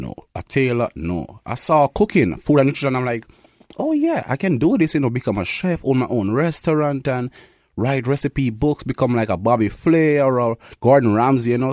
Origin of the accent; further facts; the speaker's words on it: Kingston, Jamaica; moved away as an adult; now in Winnipeg, Canada; I'm from Kingston, Jamaica. That's where I was born.